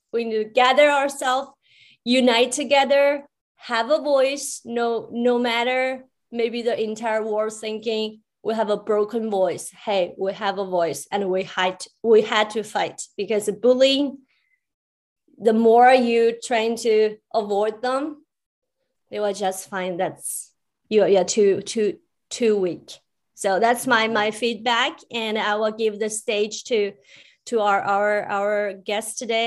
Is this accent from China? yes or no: yes; China; I grew up in China